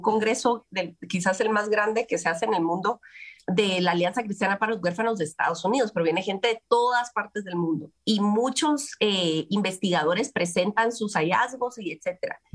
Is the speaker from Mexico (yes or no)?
no; Guatemala; las posibilidades de la adopción en mi país, en Guatemala, eran escasas